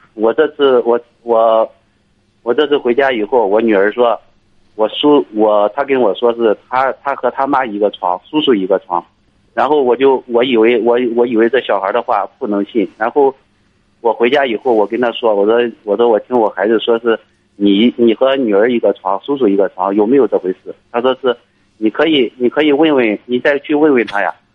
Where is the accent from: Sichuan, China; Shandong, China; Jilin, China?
Shandong, China; Liaocheng; moved away as an adult; also born or lived in Inner Mongolia; now in Shaanxi, China; 我老家是山东，山东辽城的，我在，我现在在外地，在陕西这边上班儿。呃，我是在，我是在一家央企的煤矿的工作